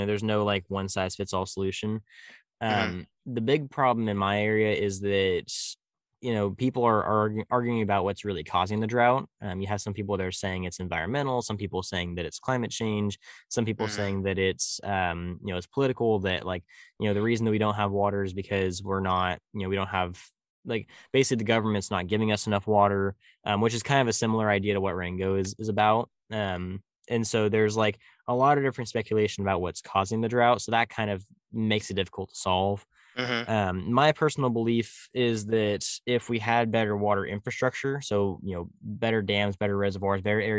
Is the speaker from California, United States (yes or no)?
yes; California, United States; I'm like, "No, I'm from California." And he was like, "You sound like a Midwesterner.